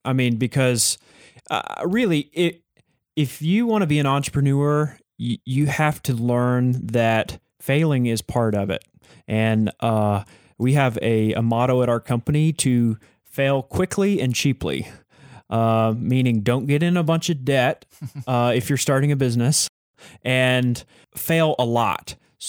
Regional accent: Texas, United States; because I am from Texas

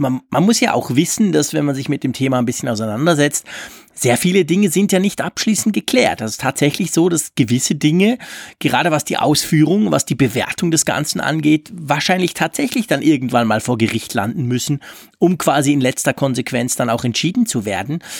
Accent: Switzerland; bei uns in der Schweiz

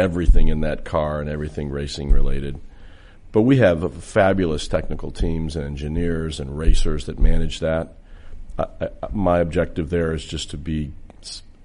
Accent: Indianapolis, Indiana, United States; I grew up in Indianapolis

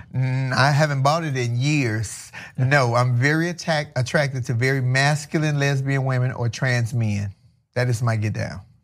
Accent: Chicago, Illinois, United States; moved away as an adult; now in California, United States; I'm from Chicago originally

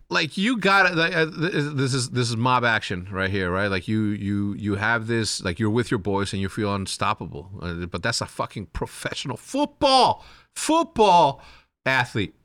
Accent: Chihuahua, Mexico; I'm gonna go from Chihuahuense, which is Chihuahua

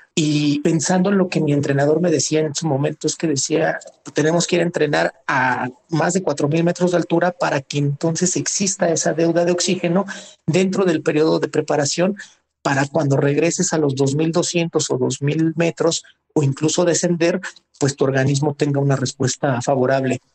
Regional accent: Mexico City, Mexico; Nací en, en la Ciudad de México. Soy, pues, oriundo de, de la Magdalena Contreras

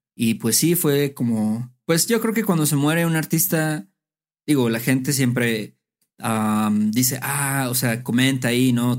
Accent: Veracruz, Mexico; moved away as an adult; now in Mexico City, Mexico; lo considero como mi ciudad natal, aunque no nací ahí pero es donde crecí, donde pasé mi adolescencia

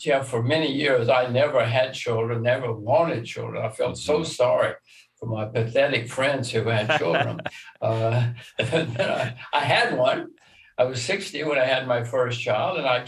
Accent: Alabama, United States; since I'm from Alabama

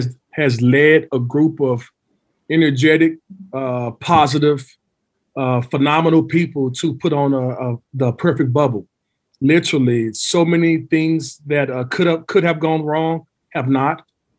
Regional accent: Dallas, Texas, United States; moved away as an adult; also born or lived in Oklahoma City / Europe; I'm from Dallas, went to Dallas Carter.

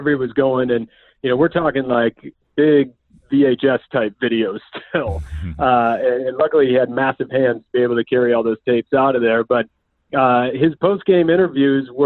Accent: Minnesota, United States; growing up in Minnesota

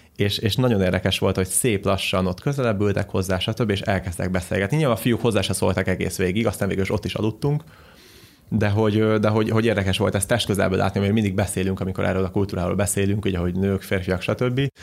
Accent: Hungary; Magyarországon, mivel magyarok vagyunk

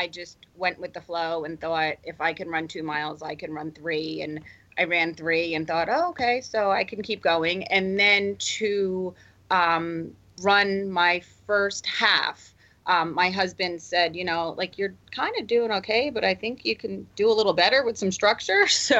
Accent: New Jersey, United States; I was born and raised in New Jersey, and I'm a true Jersey girl.

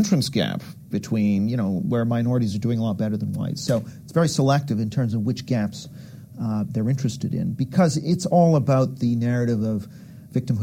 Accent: Canada; I'm from Canada

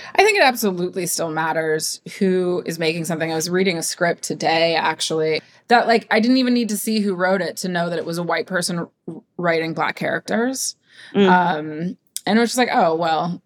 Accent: Ohio, United States; I'm Westerner. I'm from Ohio

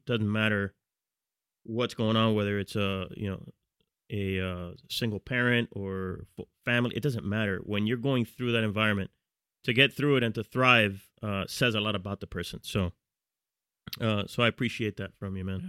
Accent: Miami Gardens, Florida, United States; moved away as an adult; now in New York, United States; we both grew up in, in Carroll City, which is a, a neighborhood

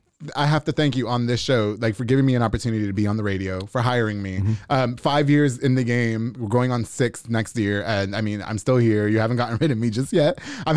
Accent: New York, United States; moved away; I'm from New York

